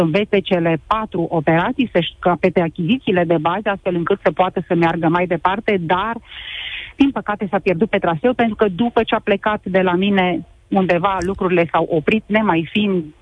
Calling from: Brașov, Brașov County, Romania; Uh, eu sunt din Brașov, sunt mama a trei copilași.

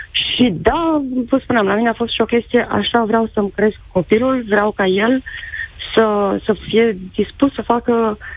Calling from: Bucharest, Romania; din București, am un băiat de 12 ani și jumătate

